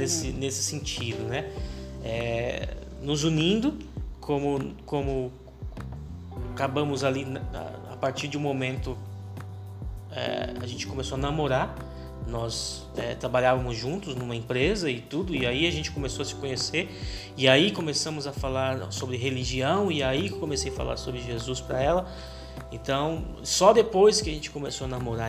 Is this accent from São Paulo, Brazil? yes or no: yes; São Paulo, Brazil; nós somos de São Paulo